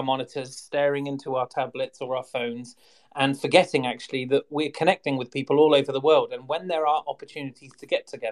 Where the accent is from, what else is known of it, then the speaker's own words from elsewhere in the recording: England, United Kingdom; accent: English; I am English